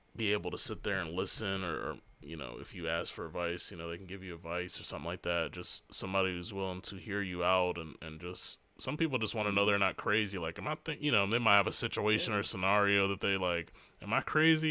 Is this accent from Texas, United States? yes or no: no; Hampton, Virginia, United States; moved away; where I was born in Hampton